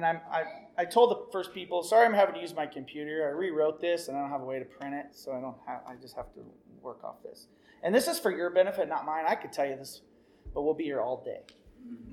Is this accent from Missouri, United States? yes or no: yes; Missouri, United States; moved away as an adult; also born or lived in Riverside, California; I came from Beaver Cleaverville, guys, Missouri. My family life was good.